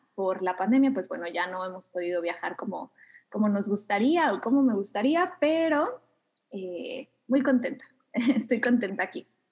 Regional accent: Mexico City, Mexico; moved away as an adult; also born or lived in Thailand; now in Canada; Sí, soy mexicana, soy de la Ciudad de México, pero ya tiene casi cinco años que no vivo ahí

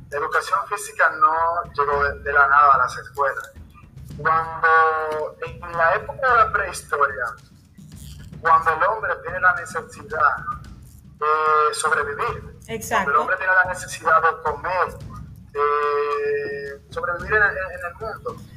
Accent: Salcedo, Hermanas Mirabal, Dominican Republic; yo soy de la provincia Hermanas Mirabal, específicamente del municipio de Salcedo.

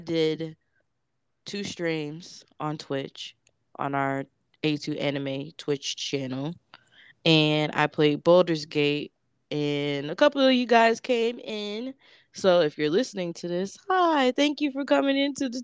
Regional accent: Florida, United States; moved away as an adult; also born or lived in DC area; I'm from Florida.

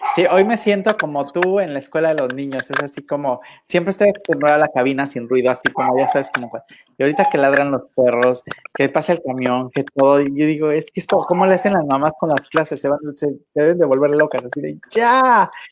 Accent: Acapulco, Guerrero, Mexico; moved away; yo soy de Acapulco, desde mi tierra querida, desde mi pueblo adorado

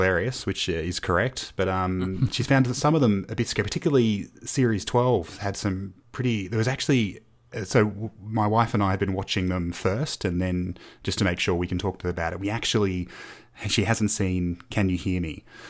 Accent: Australia; born there; also born or lived in United Kingdom; I was born here in Australia, but my family moved to the UK for a few years in the early 90s.

